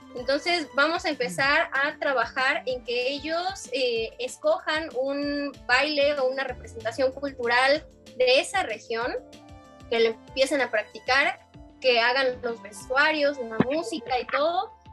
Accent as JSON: {"language": "Spanish", "country": "Mexico", "said": "lo que somos los mexicanos"}